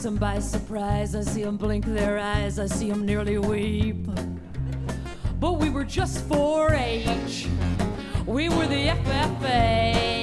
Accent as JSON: {"language": "English", "region": "Iowa", "country": "United States", "tie": "born or raised there", "said": "my home state of Iowa"}